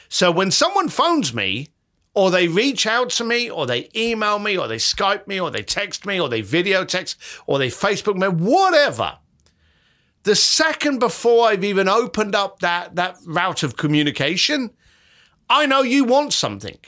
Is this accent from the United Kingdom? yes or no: yes; London, United Kingdom; as a kid growing up in London